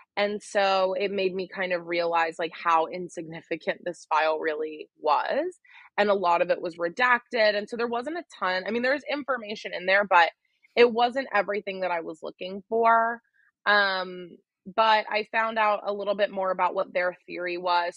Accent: Wheeling, West Virginia, United States; also born or lived in Charleston, West Virginia; I was born in Wheeling, West Virginia

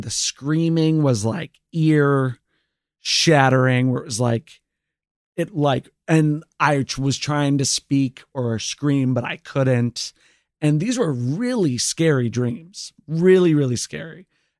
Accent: New Orleans, Louisiana, United States; So basically she was very convinced that it was because I came from New Orleans. New Orleans is very haunted and very voodoo-y.

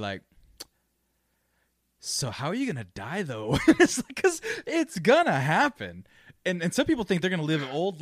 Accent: United States; We're American

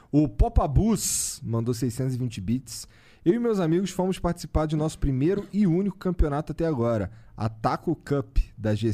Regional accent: Recife, Pernambuco, Brazil; Somos de Recife também.

